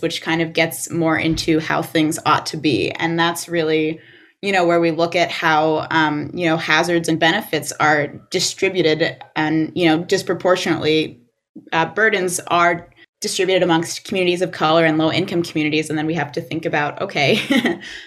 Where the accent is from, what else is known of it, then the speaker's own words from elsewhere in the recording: Livingston Manor, New York, United States; I grew up in Sullivan County in Livingston Manor